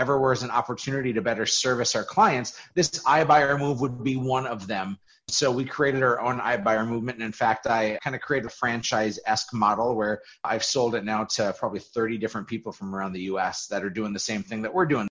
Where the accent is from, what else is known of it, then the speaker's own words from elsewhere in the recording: Fargo, North Dakota, United States; I grew up in Fargo, North Dakota, always lived here.